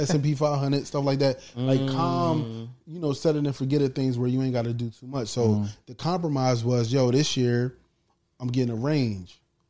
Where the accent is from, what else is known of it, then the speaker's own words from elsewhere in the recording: Chester, Pennsylvania, United States; I'm from Chester, PA, people. I'm from Chester, PA. I'm from Chester, PA. Born and raised.